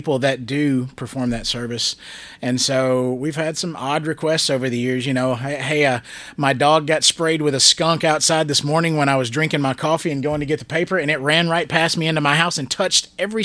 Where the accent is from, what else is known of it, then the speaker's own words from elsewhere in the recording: Gallatin, Tennessee, United States; I grew up there in Gallatin